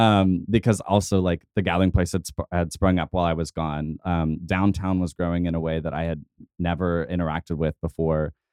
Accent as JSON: {"language": "English", "town": "Tulsa", "region": "Oklahoma", "country": "United States", "tie": "born or raised there", "also_born_or_lived": "Muskogee, Oklahoma / Tahlequah, Oklahoma", "said": "I grew up here, uh, for the most part, uh, age nine on"}